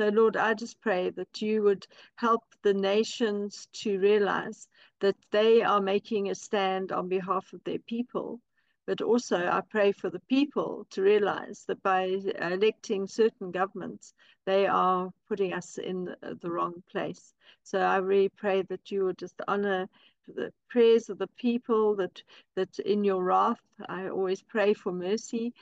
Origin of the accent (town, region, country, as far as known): South Africa